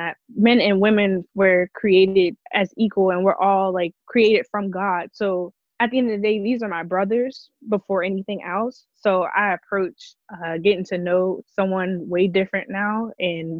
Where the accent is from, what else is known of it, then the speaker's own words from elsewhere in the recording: Pittsburgh, Pennsylvania, United States; I'm from Pittsburgh, Pennsylvania.